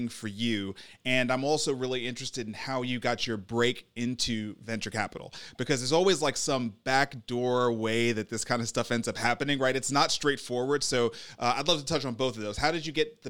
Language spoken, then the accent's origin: English; New York, United States; moved away; I'm originally from New York